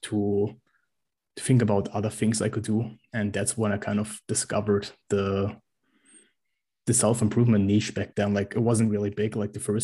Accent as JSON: {"language": "English", "country": "Germany", "said": "I'm from Germany"}